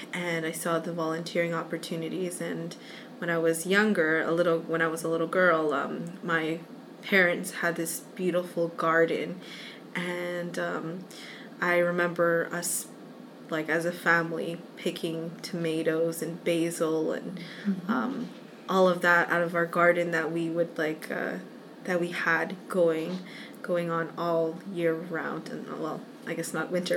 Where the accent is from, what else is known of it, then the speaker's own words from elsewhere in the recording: Brampton, Ontario, Canada; I'm from Brampton, but I do travel to Mississauga because it's not that far.